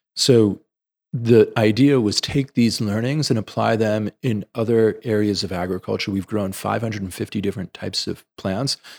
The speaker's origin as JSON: {"language": "English", "town": "New York City", "region": "New York", "country": "United States", "tie": "born or raised there", "said": "I grew up in the Bronx"}